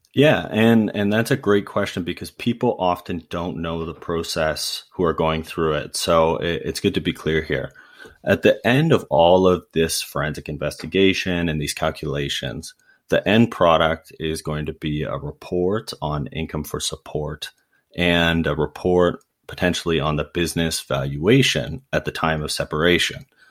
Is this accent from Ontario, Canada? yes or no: yes; Ancaster, Ontario, Canada; I grew up in Ancaster, Ontario, which is just outside of Hamilton.